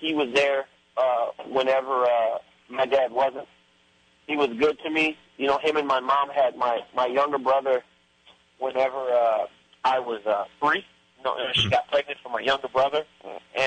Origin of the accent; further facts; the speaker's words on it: Lafayette, Louisiana, United States; moved away as an adult; Growing up in Lafayette